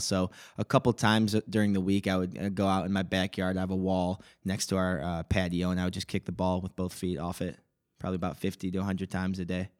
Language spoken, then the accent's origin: English; Palatine, Illinois, United States; I was born in Palatine, Illinois, uh, right around here.